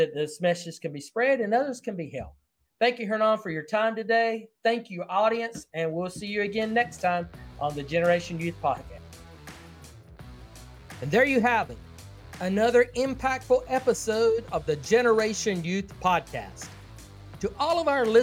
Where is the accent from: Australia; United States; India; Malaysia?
United States; the South; accent: Southern; I speak Southern English very well